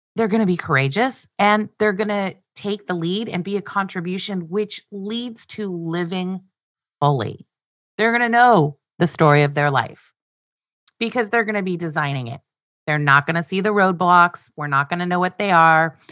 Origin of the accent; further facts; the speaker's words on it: Glendale, California, United States; I was born on March first, nineteen sixty-seven, in Glendale, California. I was adopted, raised, and loved by Andy and Glenna